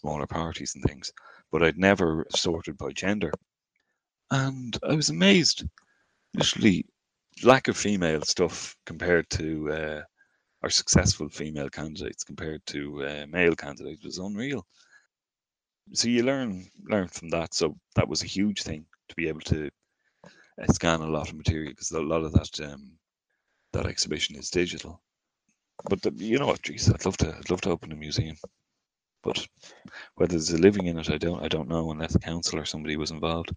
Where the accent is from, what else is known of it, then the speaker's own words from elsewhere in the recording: Dún Laoghaire, Leinster, Ireland; I grew up in Dunleary